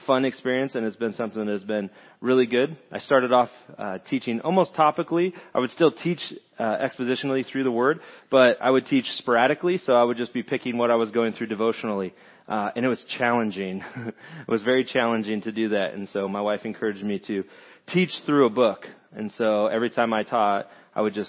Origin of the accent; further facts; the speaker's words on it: California, United States; moved away as an adult; now in Lake of the Ozarks, United States; Originally from California